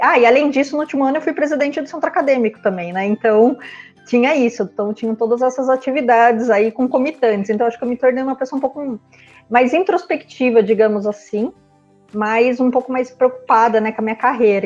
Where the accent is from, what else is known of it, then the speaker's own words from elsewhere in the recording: Sorocaba, São Paulo, Brazil; moved away as an adult; also born or lived in Ribeirão Preto; Sorocaba, que é a minha cidade natal